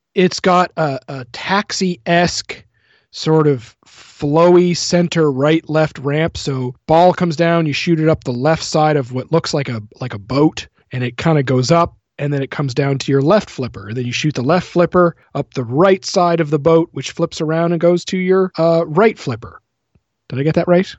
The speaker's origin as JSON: {"language": "English", "region": "New Brunswick", "country": "Canada", "tie": "born or raised there", "said": "I live in a very small uh, hometown in New Brunswick"}